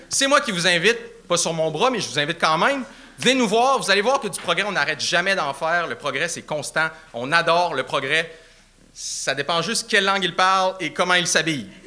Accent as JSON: {"language": "French", "town": "Sainte-Foy", "region": "Quebec", "country": "Canada", "said": "Je viens d'où de Québec? Ouais. sainte fois."}